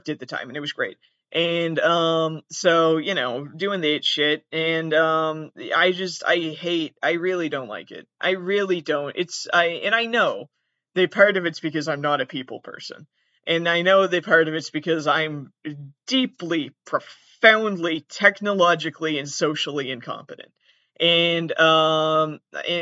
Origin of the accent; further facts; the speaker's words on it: southern Massachusetts, United States; I'm very specifically from southern Massachusetts